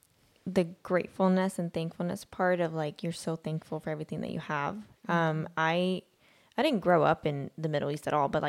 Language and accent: English; Sweden; also born or lived in Pakistan; now in United States; I was born in Sweden.